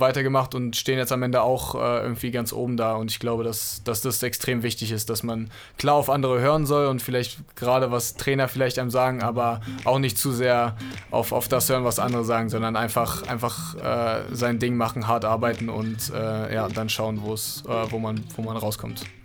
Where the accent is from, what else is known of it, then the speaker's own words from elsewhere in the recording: Berlin, Germany; ich bin in Berlin aufgewachsen